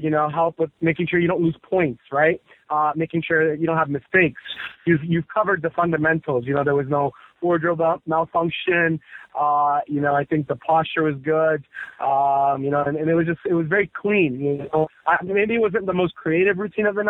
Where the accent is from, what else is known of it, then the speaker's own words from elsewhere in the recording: Washington, District of Columbia, United States; I'm born and raised in the Washington, D.C. area